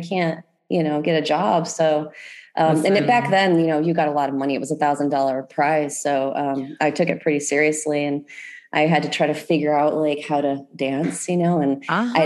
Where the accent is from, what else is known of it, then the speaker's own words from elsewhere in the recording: Chicago Heights, Illinois, United States; I grew up like in Sager, Chicago Heights